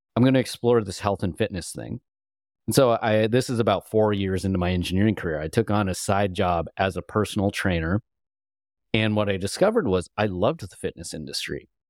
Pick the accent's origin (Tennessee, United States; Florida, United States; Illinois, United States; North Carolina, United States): Illinois, United States; moved away as an adult; also born or lived in California; growing up in Illinois